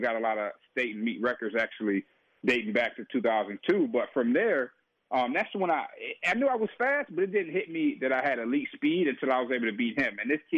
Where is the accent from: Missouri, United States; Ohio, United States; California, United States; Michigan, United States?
Michigan, United States; Detroit; And so, you know, growing up in Detroit, a tough environment, tough community